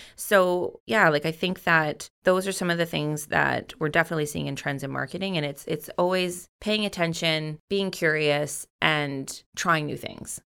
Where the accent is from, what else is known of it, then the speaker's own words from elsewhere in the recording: North Island, British Columbia, Canada; Growing up on the North Island, I've always been a part of the industry